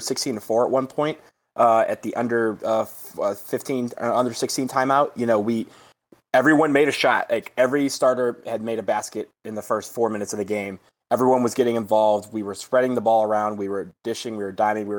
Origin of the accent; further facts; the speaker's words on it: Michigan, United States; now in Washington, D.C., United States; my home state of Michigan